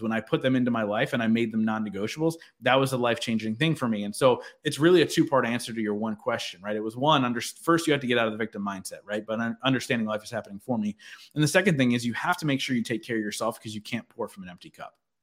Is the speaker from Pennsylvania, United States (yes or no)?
yes; Philadelphia, Pennsylvania, United States; I'm from the Philadelphia area